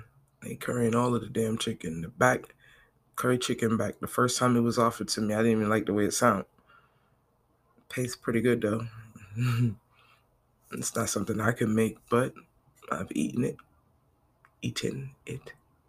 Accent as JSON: {"language": "English", "town": "Brooklyn", "region": "New York", "country": "United States", "tie": "born there", "said": "I'm from Brooklyn. born, not raised."}